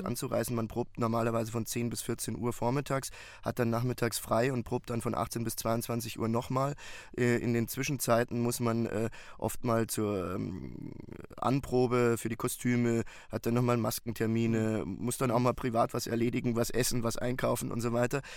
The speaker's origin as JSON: {"language": "German", "town": "Munich", "region": "Bavaria", "country": "Germany", "tie": "born or raised there", "moved": "yes", "lives_now": "Berlin, Germany", "said": "Ich bin gebürtiger Münchner und äh, bin äh, seit äh, vielen, vielen Jahren äh, Wahlberliner"}